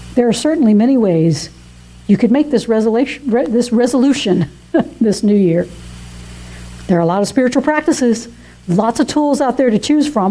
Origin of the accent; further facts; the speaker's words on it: Atlanta, Georgia, United States; moved away as an adult; now in South Carolina, United States; I was very homesick for my hometown of Atlanta